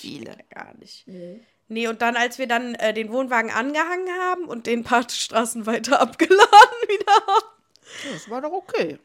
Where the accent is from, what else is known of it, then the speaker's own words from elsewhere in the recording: Cologne, North Rhine-Westphalia, Germany; ein äh, Laden bei uns in Ports